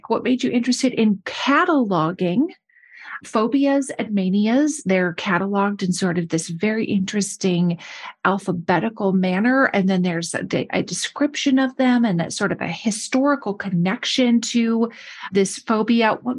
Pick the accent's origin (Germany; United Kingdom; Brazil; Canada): United Kingdom; I'm British. I live in London.